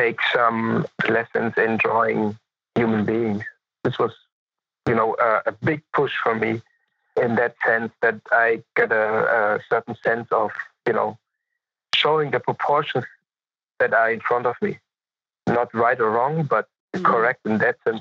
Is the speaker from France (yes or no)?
no; Munich, Bavaria, Germany; also born or lived in Los Angeles, United States; I was born in Munich and I grew up in Munich, partially in Munich.